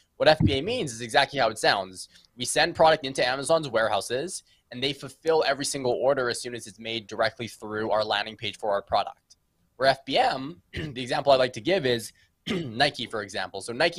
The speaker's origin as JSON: {"language": "English", "town": "Vancouver", "region": "British Columbia", "country": "Canada", "said": "we're from Vancouver, beautiful British Columbia, the west coast of Canada specifically."}